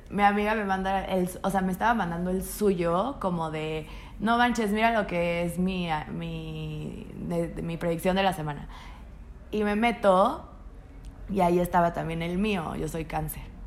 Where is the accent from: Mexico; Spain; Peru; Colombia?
Mexico; Tampico, Tamaulipas; yo soy de Tampico, Tamaulipas, donde el machismo está al 25% más 39. y pues obviamente yo creciendo